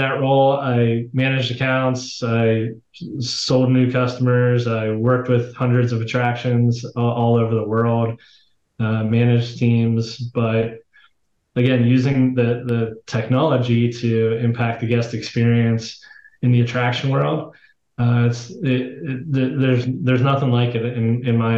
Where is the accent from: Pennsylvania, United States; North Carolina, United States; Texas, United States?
Pennsylvania, United States; Pittsburgh; I was born and raised in Pittsburgh, Pennsylvania.